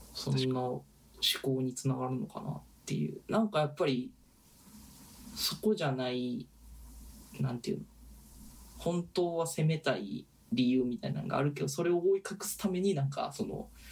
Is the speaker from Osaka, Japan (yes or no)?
yes; Osaka, Japan; moved away; 特に僕らがいたのは大阪じゃないですか